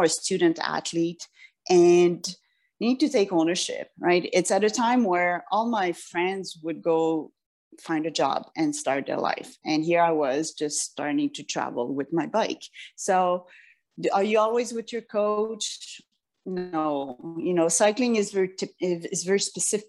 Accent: France; moved away; I grew up in France a lot too.

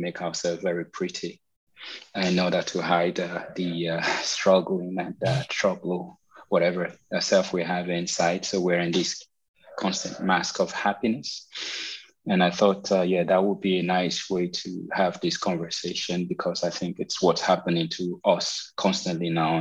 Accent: Nigeria; moved away as an adult; also born or lived in Paris, France; now in Berlin, Germany; I'm a Nigerian singer songwriter who've been living abroad for a while now.

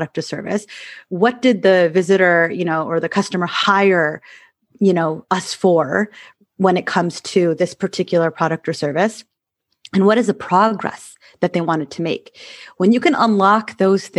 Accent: Michigan, United States; moved away as an adult; I used to live in Michigan and I grew up in Michigan

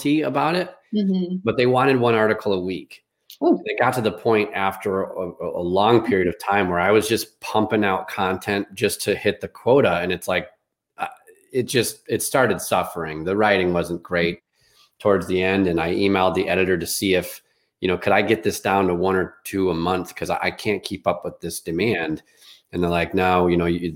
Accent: Chicago, Illinois, United States; I grew up in Chicago on the concrete

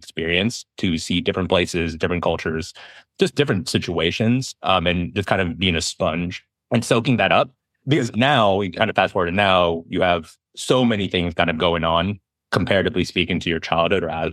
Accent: Berkeley, California, United States; In the Bay Area, growing up in Berkeley

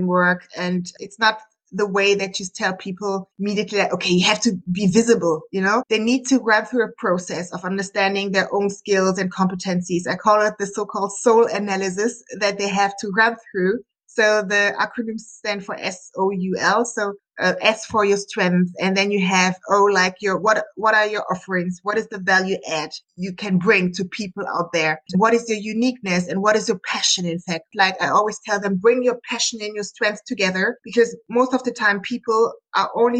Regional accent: Munich, Bavaria, Germany; I'm from Germany, Munich, and I'm a business engineer

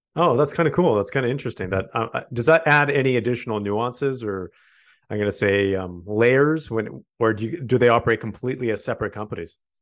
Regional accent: Canada; we are proudly Canadian

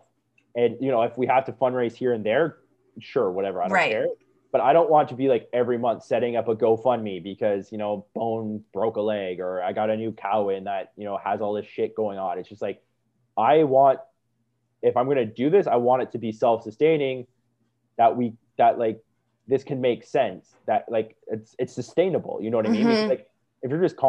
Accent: Niagara Falls, Ontario, Canada; when I grew up in Niagara, and me and my brother were bartenders there for a while

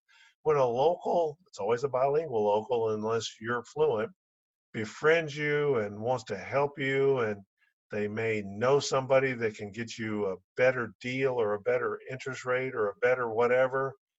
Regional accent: Atlanta, Georgia, United States; sitting in the stands watching our kids play sports when we were growing up in Atlanta.

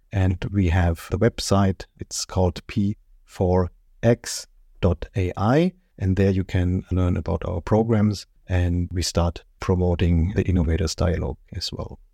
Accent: Germany; English is a second language; You might hear it from my accent. I'm, uh, born and raised in Germany.

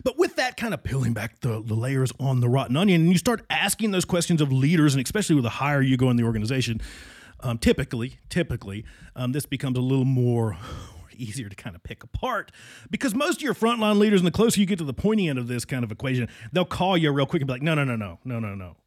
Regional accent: Southwestern Virginia, United States; moved away; my hometown in Southwestern, not West Virginia, Southwestern Virginia.

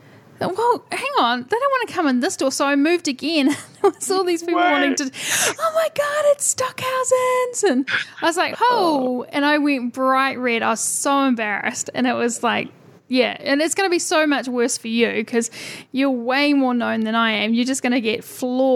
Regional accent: New Zealand; being a New Zealander

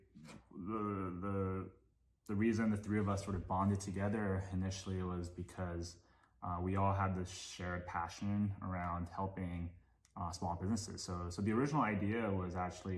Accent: Hong Kong; moved away as an adult; also born or lived in Japan; now in United States; my family moved to Hong Kong when I was 2 years old, and that's actually where that was actually the city I grew up

